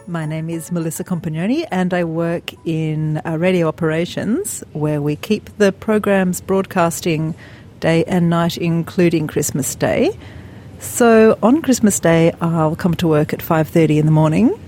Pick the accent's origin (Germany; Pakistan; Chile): Pakistan; now in Australia; I'm from Pakistan originally